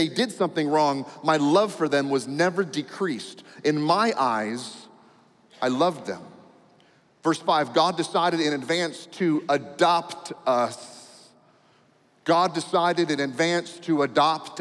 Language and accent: English; United States; I'm an American